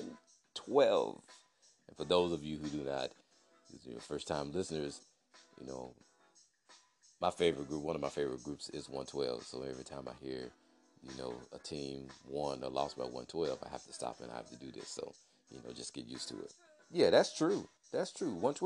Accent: Clarksdale, Mississippi, United States; my hometown, Clarksdale, Mississippi

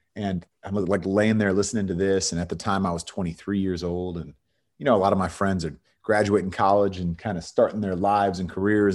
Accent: Bay Area, California, United States; moved away as an adult; also born or lived in San Diego / Los Angeles / Texas; from the Bay Area in California, grew up there

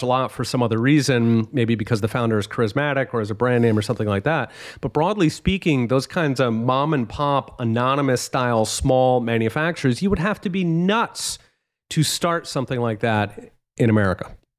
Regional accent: Philadelphia, Pennsylvania, United States; I'm actually from Philly

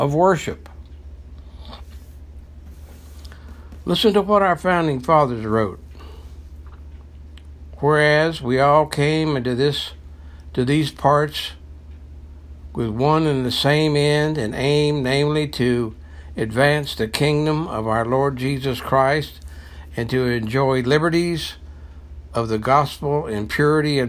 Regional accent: United States; born and raised in the United States

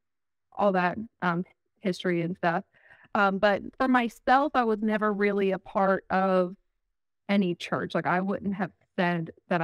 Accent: Ohio, United States; I'm from Ohio.

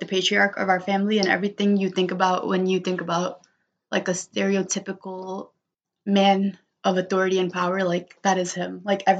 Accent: United States; born there; Where I'm just like, I can show up as an Indian woman and also understand that I'm also a kid born in America.

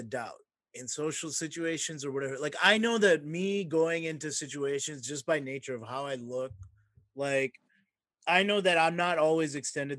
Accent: Mississippi, United States; I'm also growing up in Mississippi

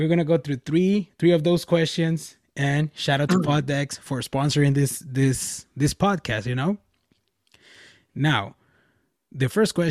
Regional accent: Nogales, Sonora, Mexico; first language Spanish; English is a second language; my hometown back in Mexico, which is Nogales, Sonora

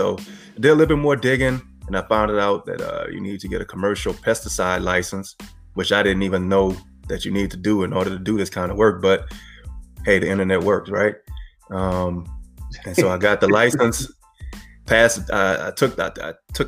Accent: Franklin, Louisiana, United States; moved away as an adult; also born or lived in Houston, Texas; now in New Orleans, United States; I'm originally from Franklin, Louisiana. It's a little small town, 90 miles south of New Orleans

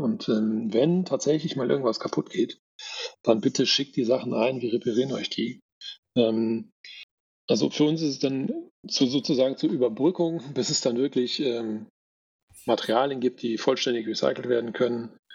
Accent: Bonn, North Rhine-Westphalia, Germany; moved away; ich komme ja eigentlich aus NRW, aus Bonn

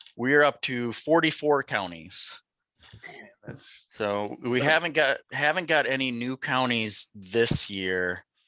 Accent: Fargo, North Dakota, United States; I grew up in North Dakota. I'm originally from uh, Fargo

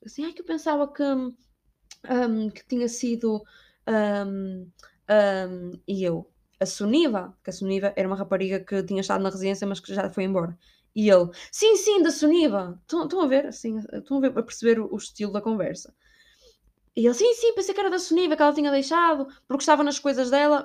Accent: Portugal; moved away; sou portuguesa

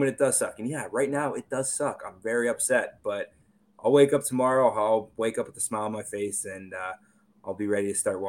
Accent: Toronto, Ontario, Canada; I'm from Toronto

